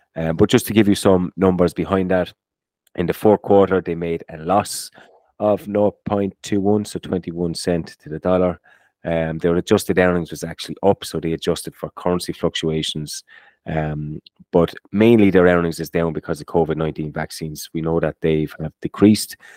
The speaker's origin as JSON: {"language": "English", "country": "Ireland", "tie": "born or raised there", "said": "growing up in Ireland, when you were doing your, um, you do these leaving certs and inter certs"}